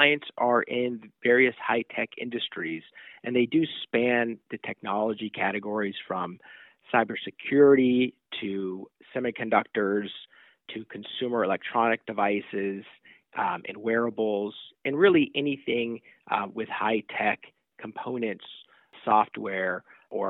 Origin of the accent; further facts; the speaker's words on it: Southern California, United States; also born or lived in New York; now in Silicon Valley, United States; I grew up primarily in Southern California